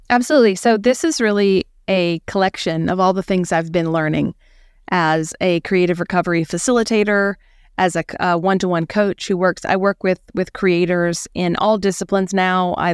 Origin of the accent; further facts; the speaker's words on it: rural South Carolina, United States; we had this historic home in rural south carolina